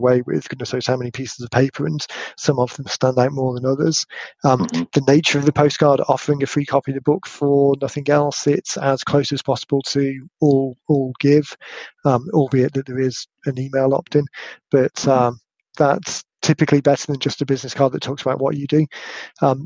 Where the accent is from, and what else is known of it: United Kingdom; accent: British